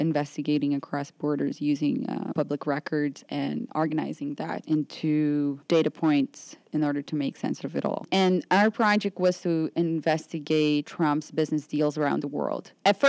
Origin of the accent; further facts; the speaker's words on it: Rio de Janeiro, Brazil; moved away as an adult; also born or lived in New York; I am a Brazilian journalist. I'm from Rio. I've been a journalist there for about 6 years before I came here to do a master's program